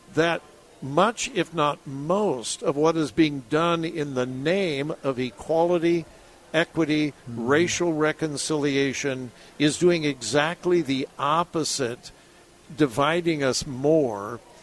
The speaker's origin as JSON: {"language": "English", "region": "Southern California", "country": "United States", "tie": "born or raised there", "said": "I was raised in Southern California"}